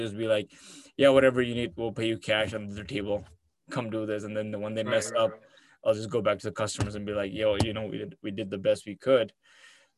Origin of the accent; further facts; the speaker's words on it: Abu Dhabi, United Arab Emirates; also born or lived in India / Canada; now in Michigan, United States; I'm from Abu Dhabi